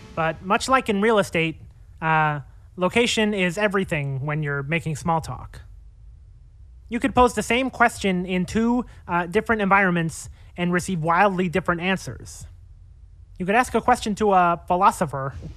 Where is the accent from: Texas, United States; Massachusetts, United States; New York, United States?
New York, United States; Long Island; also born or lived in Queens, New York; now in New York City, United States; I was born in Queens, but I spent m, most of my childhood in Long Island